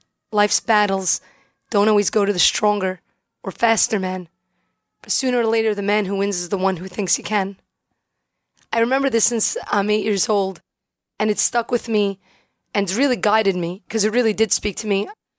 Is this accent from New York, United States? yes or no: yes; Brooklyn, New York, United States; I'm from Brooklyn, born and bred.